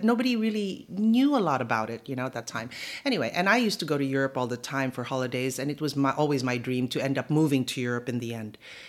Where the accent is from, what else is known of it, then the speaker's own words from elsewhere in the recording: Phoenix, Arizona, United States; born there; Yeah, born in Phoenix, Arizona.